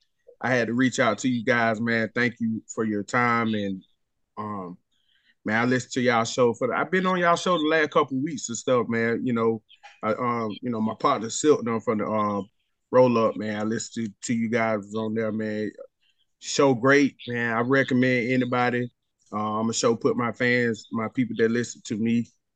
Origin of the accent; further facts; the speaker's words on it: Georgia, United States; I'm from Georgia and everything. Was out here in Atlanta.